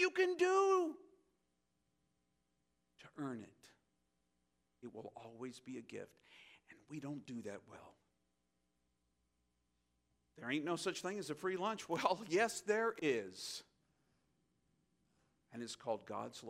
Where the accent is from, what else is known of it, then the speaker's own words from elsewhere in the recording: United States; as an American